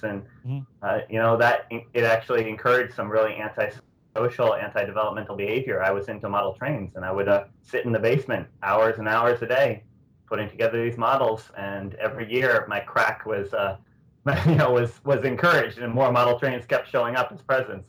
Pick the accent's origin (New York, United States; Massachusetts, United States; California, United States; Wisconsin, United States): Massachusetts, United States; Natick; I'm from Natick, the next town over from Framingham